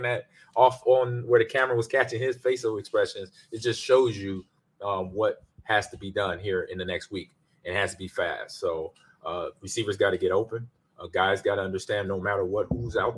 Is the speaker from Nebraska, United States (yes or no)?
yes; Omaha, Nebraska, United States; also born or lived in Lincoln, Nebraska; being from the state, from my hometown Omaha, then Lincoln, where I went to school down there